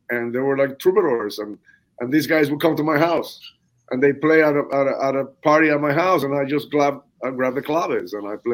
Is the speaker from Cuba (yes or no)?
yes; Cuba; a lot of people think that uh oh man, Luis, he was he was in Cuba like like digging on the rumba